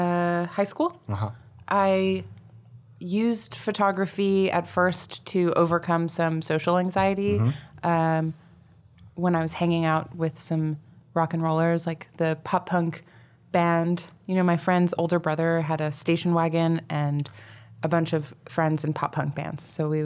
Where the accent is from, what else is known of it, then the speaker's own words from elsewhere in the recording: Allentown, Pennsylvania, United States; born there; also born or lived in Coral Springs, United States / Fort Dix, United States; Well, I was born in Allentown, Pennsylvania.